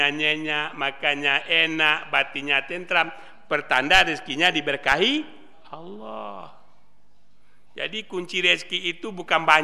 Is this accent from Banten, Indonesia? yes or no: no; West Sumatra, Indonesia; saya ngomongnya Muslim. Saya orang Sumatera Barat.